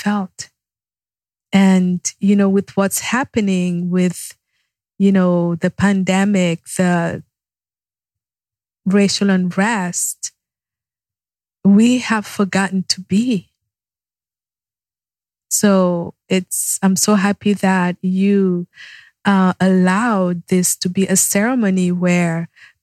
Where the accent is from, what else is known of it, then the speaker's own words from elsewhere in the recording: Yaoundé, Centre, Cameroon; now in United States; Yaoundé is the capital city. That's my hometown